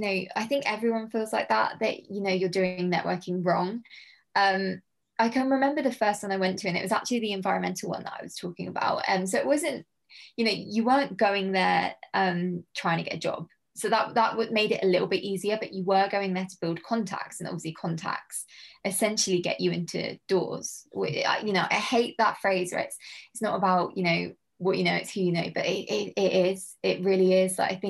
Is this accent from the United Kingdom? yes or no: yes; South Coast, United Kingdom; bearing in mind I come from the South Coast, I don't really go to London a lot.